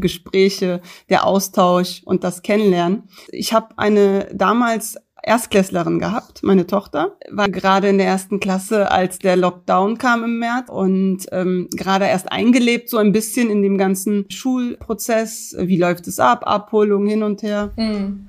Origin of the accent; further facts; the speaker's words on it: Berlin, Germany; 1982 geboren in Neukölln in der damaligen Frauenklinik am Mariendorfer Weg